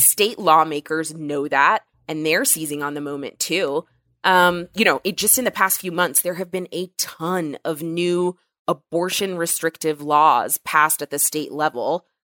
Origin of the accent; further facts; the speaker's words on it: Texas, United States; my home state, Texas